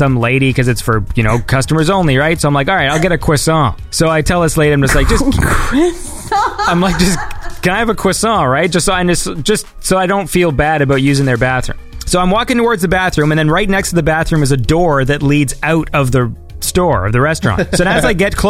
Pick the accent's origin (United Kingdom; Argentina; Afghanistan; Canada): Canada; moved away; I'm Canadian